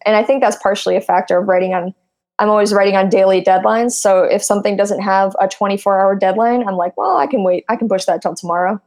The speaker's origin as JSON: {"language": "English", "region": "Midwest", "country": "United States", "moved": "yes", "lives_now": "Silicon Valley, United States", "said": "I come from I'm from the Midwest."}